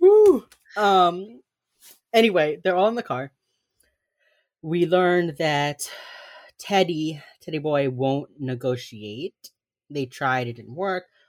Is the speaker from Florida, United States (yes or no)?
yes; Miami, Florida, United States; accent: Miami, Cuban; My accent, my Miami accent is, like, the mo, my Miami accent is, like, the most Cuban thing